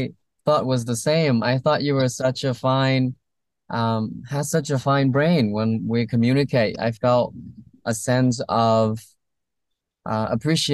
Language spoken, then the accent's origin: English; Vietnam; now in California, United States; I came from Vietnam